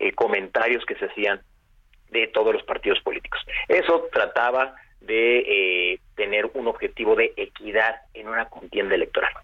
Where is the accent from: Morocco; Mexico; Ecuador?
Mexico; como sociedad mexicana